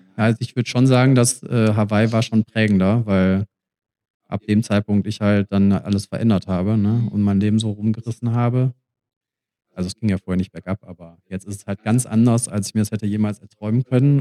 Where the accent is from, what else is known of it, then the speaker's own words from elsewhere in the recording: Germany; also born or lived in Australia; Deutschland ist meine Heimat